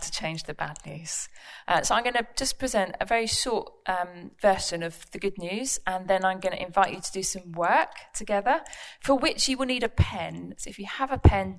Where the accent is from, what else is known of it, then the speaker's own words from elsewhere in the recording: London, United Kingdom; moved away; also born or lived in Buckhurst Hill / Woolwich / New Southgate; I was born and raised in East London